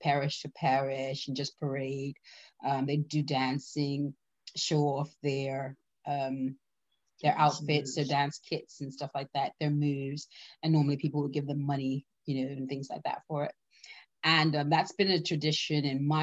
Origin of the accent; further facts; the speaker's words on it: Bermuda; I hail from we hail from the beautiful island of Bermuda